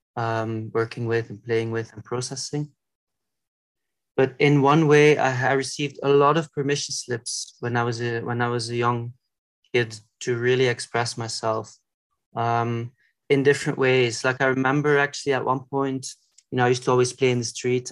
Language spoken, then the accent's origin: English; Belgium; where I grew up in Belgium